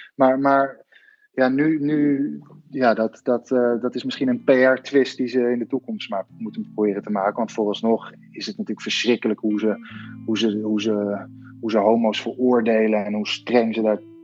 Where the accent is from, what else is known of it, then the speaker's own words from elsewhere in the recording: Netherlands; now in Rome, Italy; als Nederlanders